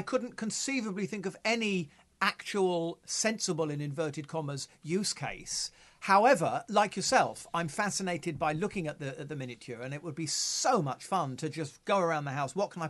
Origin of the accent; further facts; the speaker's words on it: United Kingdom; We're British.